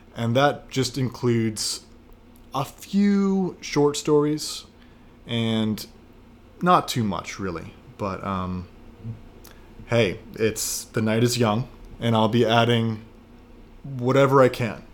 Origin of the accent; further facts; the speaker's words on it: Washington, District of Columbia, United States; moved away as an adult; also born or lived in North Carolina / Argentina / Spain / China; now in New York, United States; I am from Washington, D C